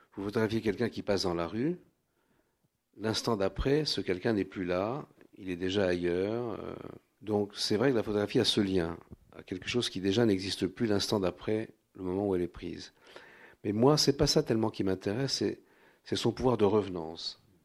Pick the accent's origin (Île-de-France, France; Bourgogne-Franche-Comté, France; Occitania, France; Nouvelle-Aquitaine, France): Île-de-France, France; Paris; accent: Parisian; je suis né à Paris, mais dans une famille où euh, l'Europe centrale était éminemment présente